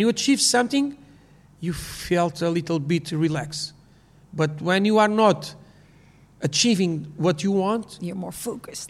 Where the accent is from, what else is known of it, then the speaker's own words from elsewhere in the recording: Portugal; English is a second language; I grew up in Portugal.